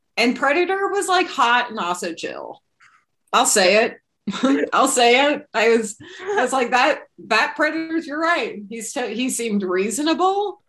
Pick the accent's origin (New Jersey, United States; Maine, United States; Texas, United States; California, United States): California, United States; near Modesto; a town adjacent to my hometown